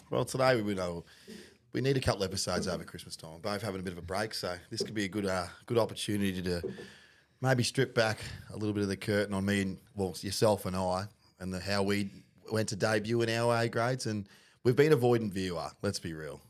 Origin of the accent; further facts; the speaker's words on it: Penrith, New South Wales, Australia; moved away; also born or lived in Mount Druitt; I'm from New South Wales originally, born in Penrith